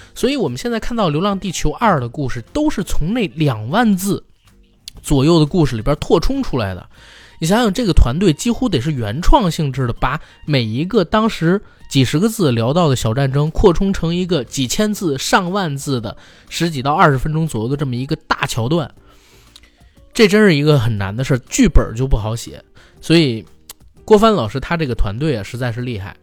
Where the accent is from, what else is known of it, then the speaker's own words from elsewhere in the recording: China; 他把属于我们中国人独有的一种价值观拍出来了